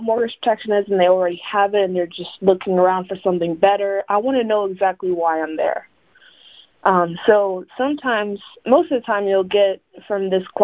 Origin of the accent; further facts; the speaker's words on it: The Colony, Texas, United States; also born or lived in Tehran, Iran; I was actually born in Tehran, Iran. My family and I moved to the Dallas area in 1999. I was raised in a colony